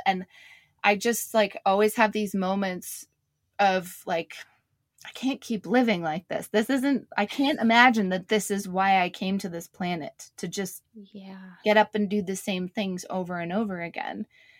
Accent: Canada; I'm from Canada originally. I think we do a bit better in Canada.

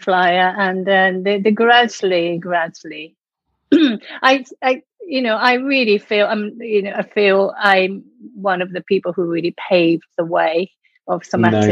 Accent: Tokyo, Japan; English is a second language; moved away as an adult; now in United Kingdom; I come from Japan. I was born in Tokyo, and I came to UK in mid-80s, late 80s.

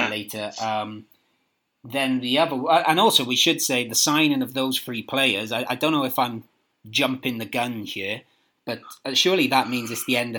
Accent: Merthyr Tydfil, Wales, United Kingdom; Merthyr Tydfil, my hometown.

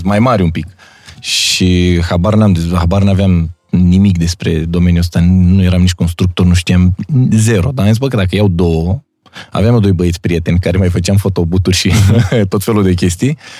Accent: Romania; Noi, ca și români

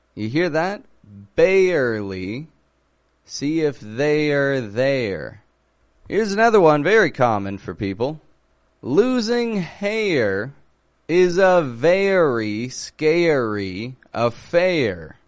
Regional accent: Toronto, Ontario, Canada; I'm from Toronto, Canada

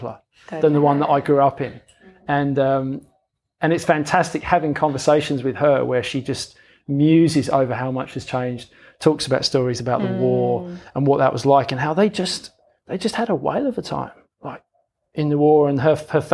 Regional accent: London, United Kingdom; moved away; I grew up in London, which is why I've got a funny accent.

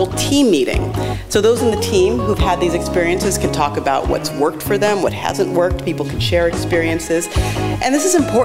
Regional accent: New York City, New York, United States; I'm from New York City

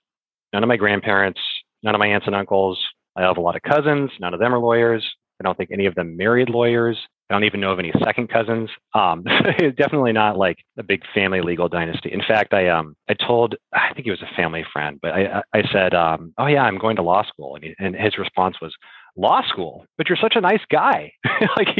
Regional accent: near Bozeman, Southwest Montana, United States; moved away; the area in Southwest Montana where I grew up, which is near Bozeman, is kind of blown up

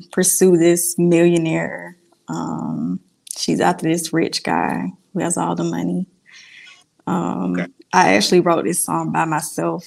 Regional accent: Atlanta, Georgia, United States; I'm from Atlanta.

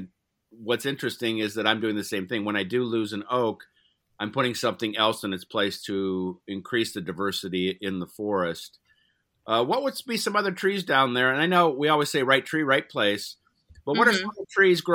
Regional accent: Cleveland, Ohio, United States; I grew up in Cleveland

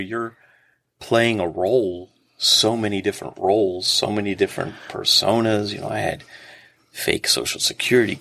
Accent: Prince George's County, Maryland, United States; I grew up in Prince George's County

